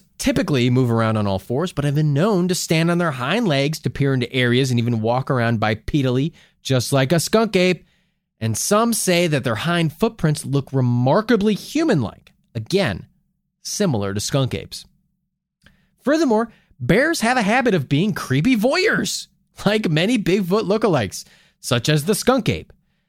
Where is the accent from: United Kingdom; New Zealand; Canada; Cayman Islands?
United Kingdom; Well, I'm British.